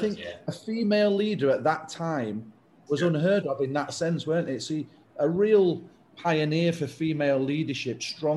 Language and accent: English; Yorkshire and the Humber, United Kingdom; both Lewis and I grew up in South Yorkshire